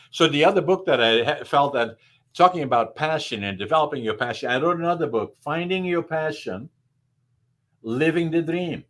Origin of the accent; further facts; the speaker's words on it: the Northeast, Netherlands; English is a second language; now in Canada; And then, you know, growing up in Holland, I spoke dialect in the extreme northeastern part of Holland. They don't even understand me. So I had to acquire to speak high Dutch. And by, I barely got that under control. Then I'm in Canada. I can't speak English.